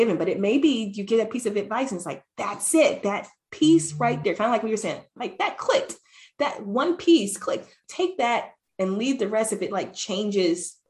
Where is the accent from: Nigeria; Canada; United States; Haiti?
United States; Ohio; moved away as an adult; leaving my hometown in Ohio, where I had this huge family, this huge support